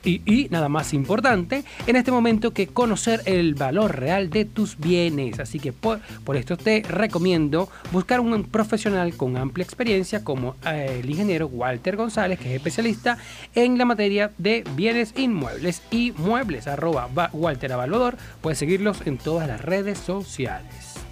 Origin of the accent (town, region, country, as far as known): Venezuela